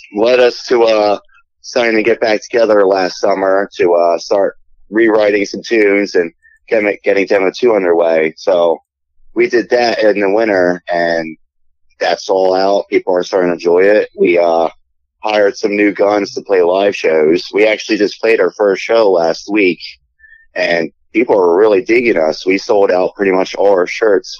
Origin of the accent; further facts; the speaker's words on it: Philadelphia, Pennsylvania, United States; I'm from Philly